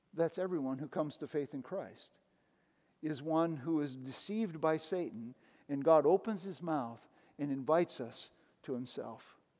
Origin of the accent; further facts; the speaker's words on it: United States; I grew up in the United States